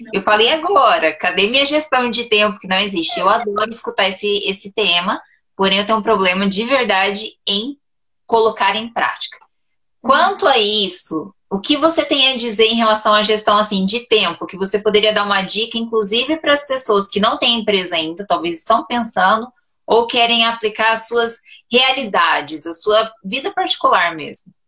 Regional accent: Cambé, Paraná, Brazil; eu sou de Cambé, Paraná

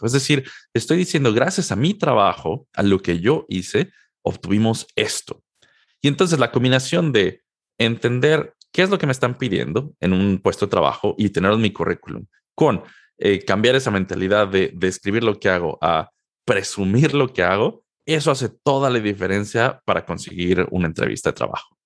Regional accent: Mexico City, Mexico; moved away as an adult; also born or lived in Durham, North Carolina, United States / San Jose, California, United States; now in Seattle, United States; Yo soy originario de la Ciudad de México. Nací y crecí en, México prácticamente toda mi vida

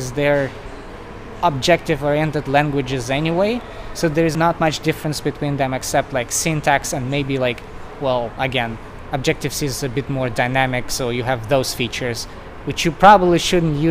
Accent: Russia; moved away as an adult; now in United States; I moved to the US probably like 9 years ago. So I'm originally from Russia

